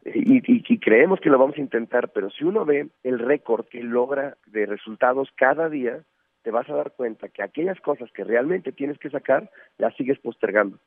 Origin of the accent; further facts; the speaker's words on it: Mexico; seguimos siendo o cada vez somos más mexicanos